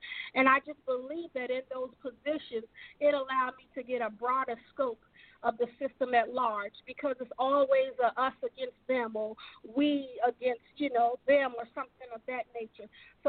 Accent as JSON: {"language": "English", "town": "Baltimore", "region": "Maryland", "country": "United States", "tie": "born or raised there", "said": "I am a product of the inner city of Baltimore. For those of you who are from Baltimore, I am from Park Heights. I live on St. Ambrose Avenue behind St. Ambrose Catholic Church."}